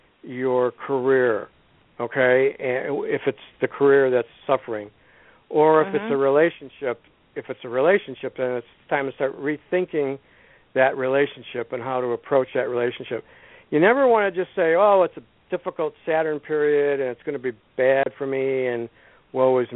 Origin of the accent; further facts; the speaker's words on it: Lombard, Illinois, United States; I also teach out of a place in my hometown here in Lombard